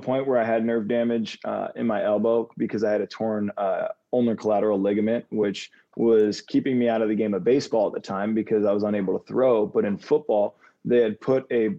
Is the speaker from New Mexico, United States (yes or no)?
no; Davie, Florida, United States; growing up in Davie, Florida